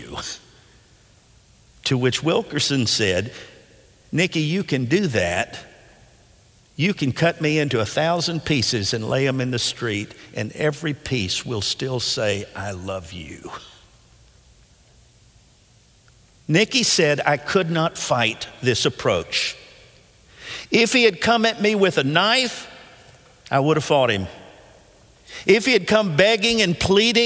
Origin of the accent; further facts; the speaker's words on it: Nashville, Tennessee, United States; When I was a boy growing up in Nashville